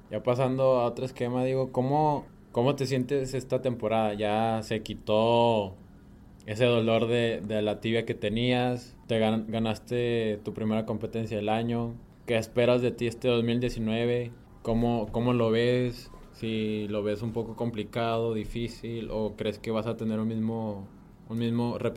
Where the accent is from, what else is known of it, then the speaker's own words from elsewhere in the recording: Mexico; yo soy mexicano